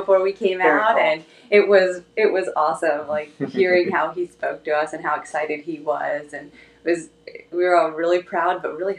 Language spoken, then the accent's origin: English; Pennsylvania, United States; moved away as an adult; also born or lived in North Carolina; now in Virginia Beach, United States; I grew up in Pennsylvania, where hockey's really popular.